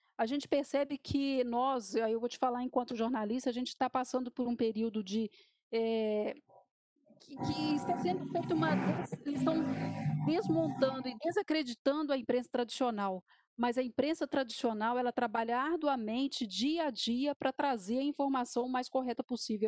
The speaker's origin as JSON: {"language": "Portuguese", "region": "Minas Gerais", "country": "Brazil", "said": "enquanto jornalista e enquanto mineira"}